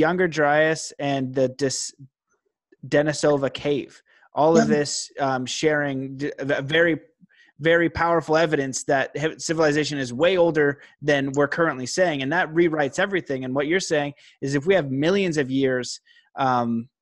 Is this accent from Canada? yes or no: yes; Canada; I'm Canadian